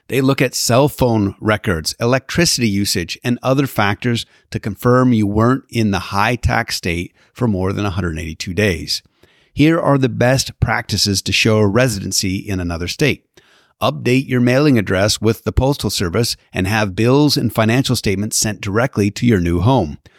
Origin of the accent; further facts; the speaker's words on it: Canada; now in Southern California, United States; growing up in Canada